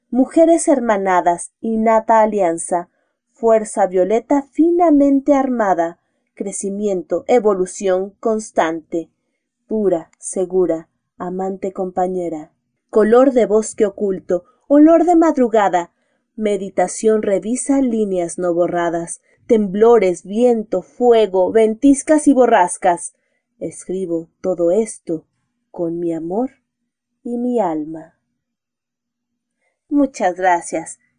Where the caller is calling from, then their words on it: Mexico City, Mexico; desde la Ciudad de México, y nos escuchamos próximamente.